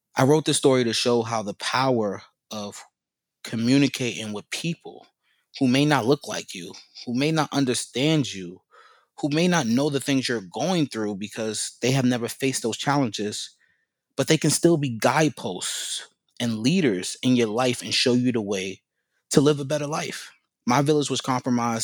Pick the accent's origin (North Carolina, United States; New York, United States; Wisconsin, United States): New York, United States; New York City; also born or lived in Chesapeake, Virginia; I did most of my youth, middle school, high school in New York. I even did college in New York. So, I'm a New Yorker.